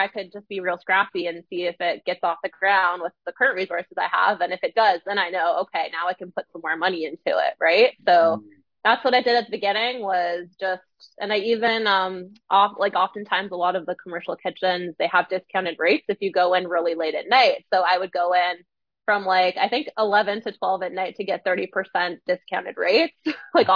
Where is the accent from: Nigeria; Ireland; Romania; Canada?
Canada; moved away as an adult; now in Ottawa, Canada; grew up in a very small town and there isn't really a whole lot of resources there to start a food business